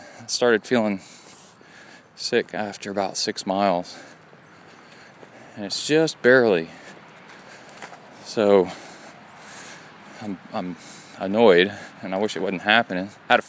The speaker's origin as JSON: {"language": "English", "region": "Appalachia", "country": "United States", "tie": "born or raised there", "said": "I guess it's all where you're from, because I grew up in the Appalachian, like, Smoky Mountain area."}